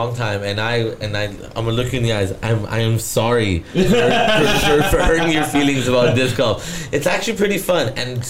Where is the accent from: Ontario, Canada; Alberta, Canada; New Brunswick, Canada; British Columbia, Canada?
British Columbia, Canada; Delta; English is a second language; Literally, I grew up in North Delta, and literally the whole town, everyone played lacrosse.